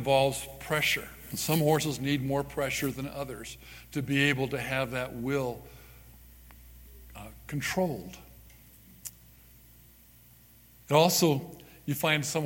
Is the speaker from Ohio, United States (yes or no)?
no; Southern California, United States; now in Parowan, United States; I was born and raised in Southern California